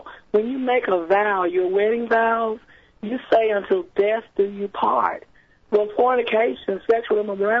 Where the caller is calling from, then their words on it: Chester, Virginia, United States; I live in Chester, Virginia.